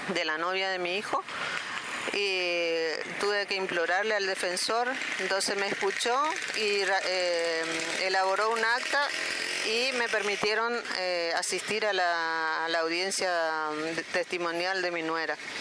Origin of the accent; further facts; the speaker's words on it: Barranqueras, Chaco, Argentina; nosotros somos chaqueños, vivimos en Barranqueras, provincia del Chaco